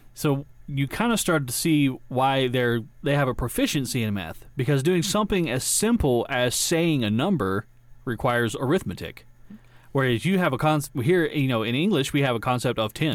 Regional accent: Georgia, United States; I'm from Georgia

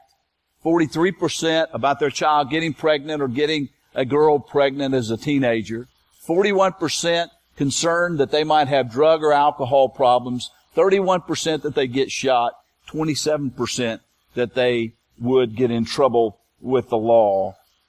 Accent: United States; we as American

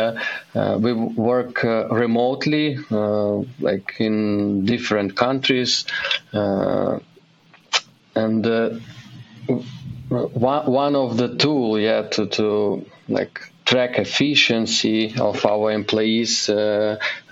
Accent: Kyiv, Ukraine; moved away as an adult; now in Uzhhorod, Ukraine; I'm originally from Ukraine, and I live in Ukraine with my family, wife, and 3-year-old daughter. We moved from our home city, Kyiv, to the western part of Ukraine, and now I live in Uzhgorod

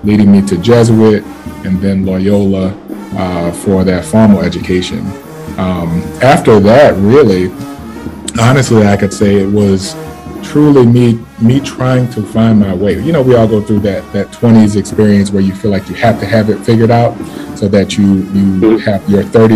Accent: New Orleans, Louisiana, United States; born and raised in the Irish Channel

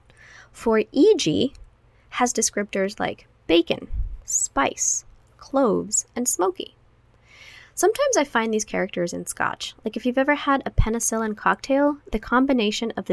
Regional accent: Guatemala; now in United States; growing up in Guatemala means that I love papayas.

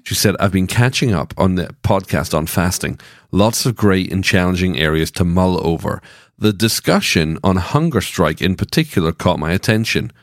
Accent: Scotland, United Kingdom; now in Franklin, United States; I was born in Scotland

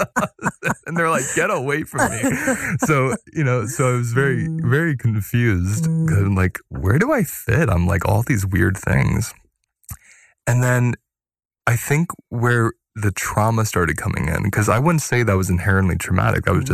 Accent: Pennsylvania, United States; I grew up in Pennsylvania and it was Irish Catholic

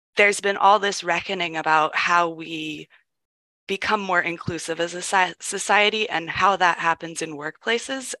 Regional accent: Ohio, United States; I grew up in Ohio in a very warm and accepting environment

